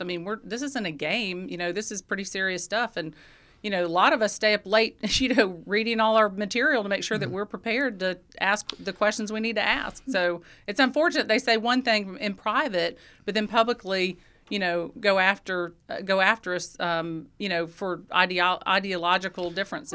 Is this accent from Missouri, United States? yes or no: no; Athens, Georgia, United States; in Athens, I mean, I, this is my hometown. I, I grew up here